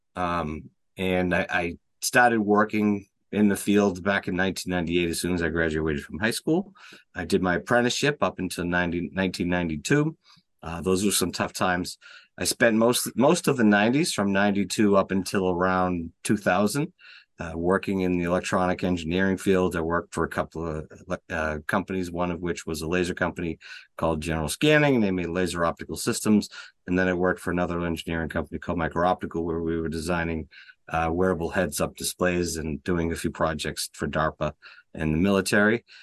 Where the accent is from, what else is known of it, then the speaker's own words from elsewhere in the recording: Watertown, Massachusetts, United States; moved away as an adult; also born or lived in Cambridge, Massachusetts; now in Franklin, United States; I was born in Cambridge and raised in Watertown